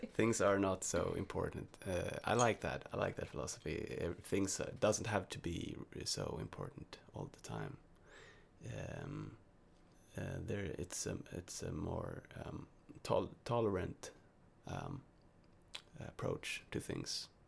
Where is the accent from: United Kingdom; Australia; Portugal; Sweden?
Sweden; English is a second language; I'm from Sweden